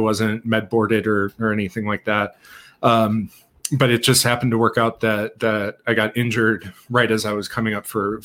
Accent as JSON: {"language": "English", "town": "Milwaukee", "region": "Wisconsin", "country": "United States", "tie": "born or raised there", "said": "I grew up in Milwaukee area"}